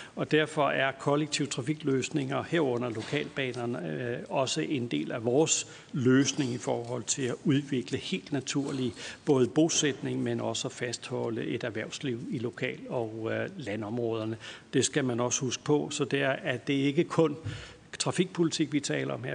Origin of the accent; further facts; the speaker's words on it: Lolland, Zealand, Denmark; jeg er fra Lolland og også har haft en barndom med lokalbanen